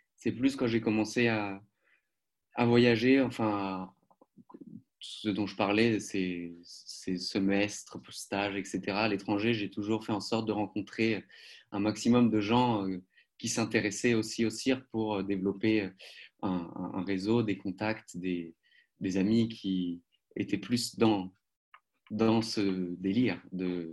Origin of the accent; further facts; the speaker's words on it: Paris, Île-de-France, France; moved away as an adult; also born or lived in Poitiers; now in Germany; j'ai grandi euh, à Paris jusqu'à mes 20 ans